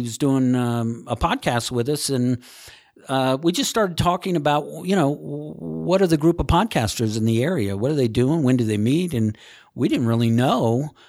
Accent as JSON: {"language": "English", "region": "Maryland", "country": "United States", "tie": "born or raised there", "also_born_or_lived": "Washington, D.C.", "said": "Raised in Maryland."}